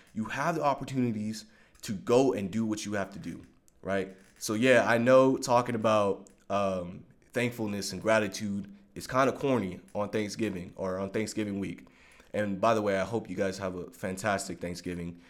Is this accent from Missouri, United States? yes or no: no; Long Beach, California, United States; I grew up in Long Beach, California